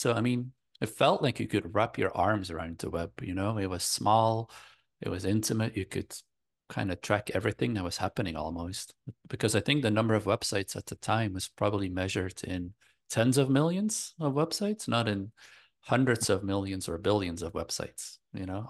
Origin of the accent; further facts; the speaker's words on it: Belgium; I grew up in Belgium in Europe